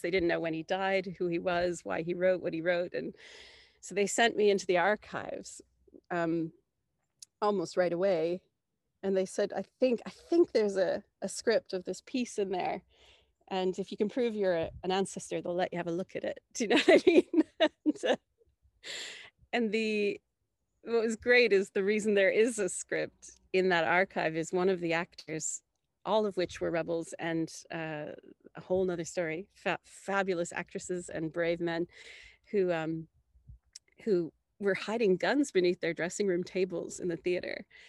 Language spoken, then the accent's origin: English; Canada; I'm coming from Canada, did not grow up in Ireland